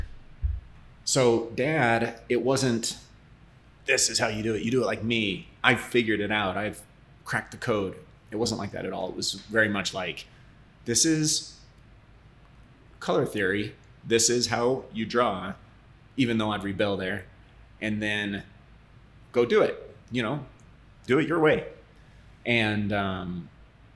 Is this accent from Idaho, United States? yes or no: yes; Southeast Idaho, United States; I grew up in Southeast Idaho, really a farm community